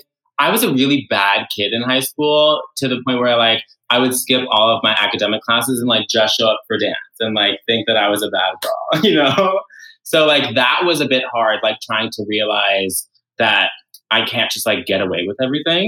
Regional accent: New York City, New York, United States; So I am from New York City. So I went to high school at LaGuardia High School in Lincoln Center

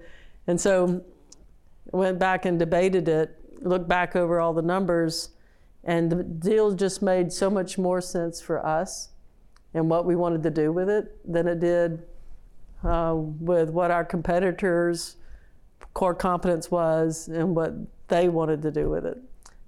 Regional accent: Alabama, United States; I grew up in the state of Alabama.

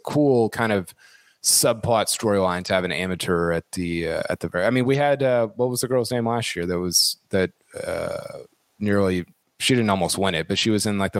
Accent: Oklahoma, United States; amateur sounds like I'm from Oklahoma, which I am.

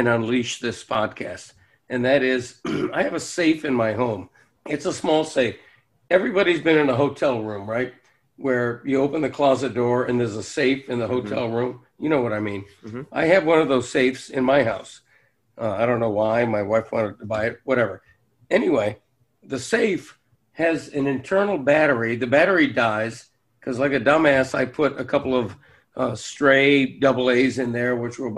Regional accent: Florida, United States; I'm from Florida

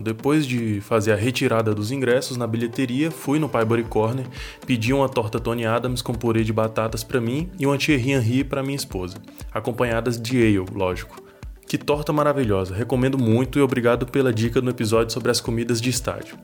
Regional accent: Brasília, Federal District, Brazil; eu sou de Brasília

